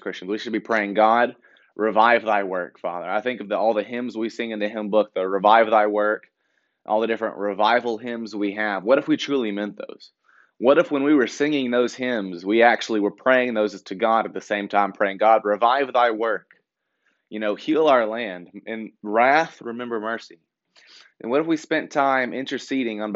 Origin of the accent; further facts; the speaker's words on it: Shelbyville, Tennessee, United States; I'm from Shelbyville in the Bedford County area